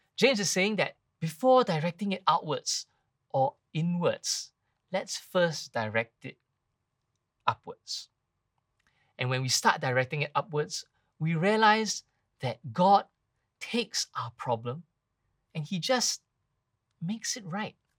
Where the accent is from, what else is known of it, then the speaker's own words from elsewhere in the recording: Singapore; now in Malaysia; I come from Singapore